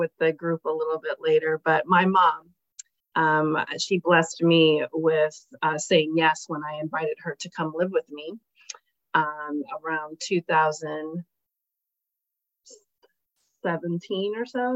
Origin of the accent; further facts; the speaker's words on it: Columbus, Ohio, United States; moved away as an adult; now in Chicago, United States; I'm originally from Columbus, Ohio, and I've lived in Chicago now 11 or 12 years